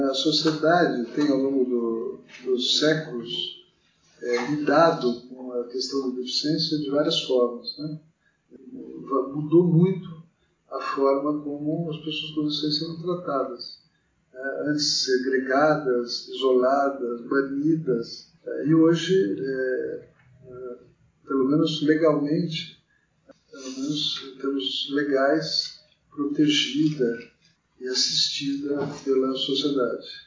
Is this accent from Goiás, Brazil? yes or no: no; Mogi das Cruzes, São Paulo, Brazil; now in São Paulo, Brazil; eu tenho 57 anos, nasci em 1963, é, em Mogi das Cruzes, estudei em colégio público e entrei na faculdade aqui em São Paulo.